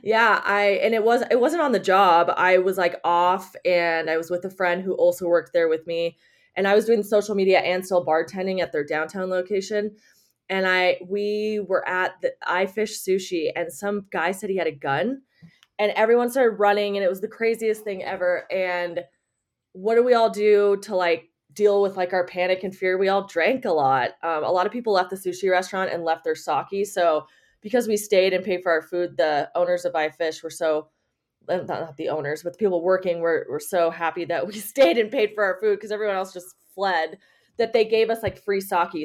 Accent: Las Vegas, Nevada, United States; also born or lived in Reno, Nevada; I was born in Vegas, and I got a scholarship to University of Nevada, Reno

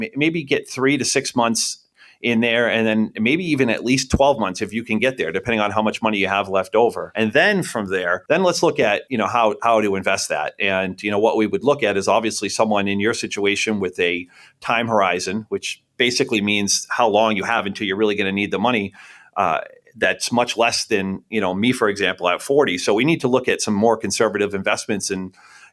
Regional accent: Buxton, Maine, United States; also born or lived in Scarborough, Maine; Born and raised here in southern Maine. I went to Bon Eagle High School, grew up right in Buxton.

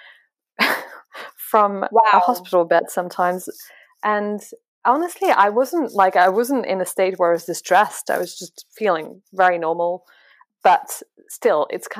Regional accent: France; English is a second language; now in London, United Kingdom; I'm French

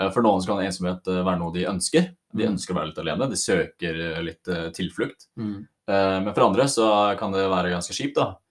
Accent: Oslo, Norway; moved away as an adult; now in Volda, Norway; Jeg er da en fyr fra Oslo som nå bor i Volda. Studerer friluftsliv eh, på høyskolen.

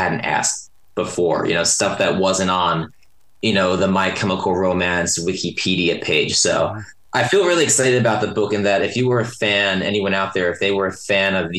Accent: New Brunswick, New Jersey, United States; now in Brooklyn, United States; I grew up in New Jersey where this stuff was just so popping

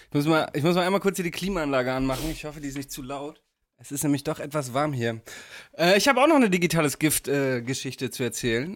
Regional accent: Damme, Lower Saxony, Germany; in meiner Heimat in Damme

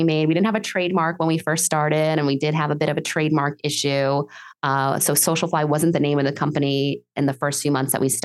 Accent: New York City, New York, United States; moved away as an adult; also born or lived in Massachusetts; now in Miami, United States; I grew up in New York City

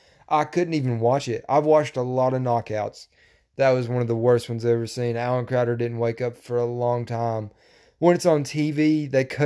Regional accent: North Carolina, United States; accent: hick; we're from North Carolina.

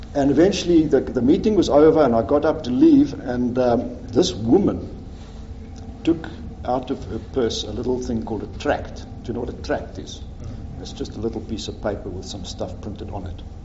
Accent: Pretoria, Gauteng, South Africa; moved away as an adult; also born or lived in Johannesburg / England; So I was born in Pretoria. I grew up there.

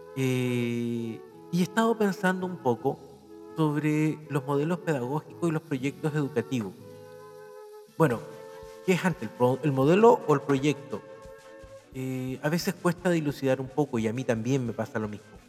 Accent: Chile; como profesor, como biólogo, como chileno

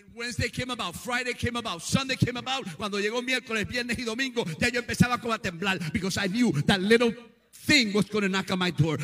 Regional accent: Puerto Rico; moved away; also born or lived in South Bronx / South Brooklyn / Yonkers; soy medio prietito de Cabo Puerto Rico

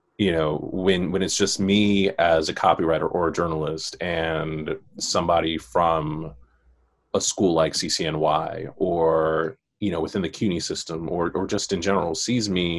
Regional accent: New York City, New York, United States; growing up in Queens, growing up in Far Rockaway

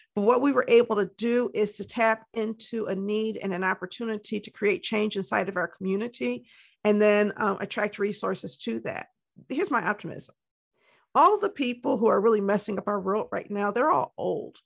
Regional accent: Detroit, Michigan, United States; also born or lived in Ann Arbor, Michigan; was raised in Detroit, and I currently live in the city of Detroit, Michigan

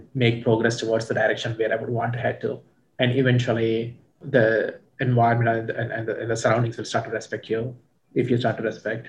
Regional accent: India; moved away as an adult; now in United States; I ended up growing up in India and coming to US

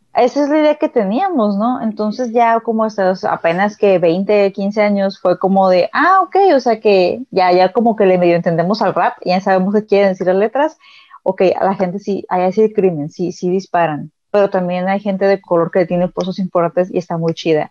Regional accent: Mexico

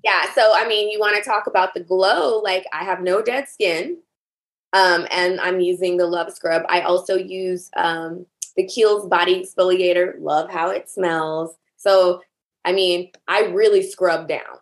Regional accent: the South, United States; I grew up in the South

